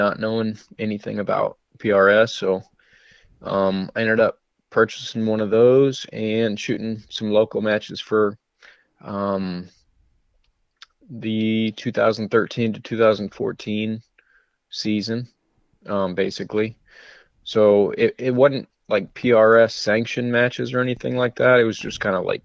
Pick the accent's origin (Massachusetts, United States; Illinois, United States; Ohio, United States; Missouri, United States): Missouri, United States; moved away as an adult; also born or lived in Colorado; I'm from Missouri, kind of living out in the country all my life